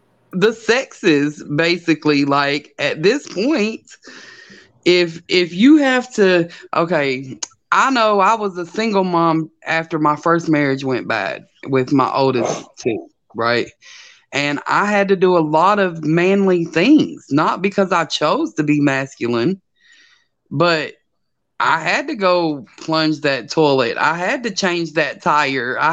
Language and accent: English; the South, United States; I'm from the South, and I was very much raised in that traditional manly, womanly role.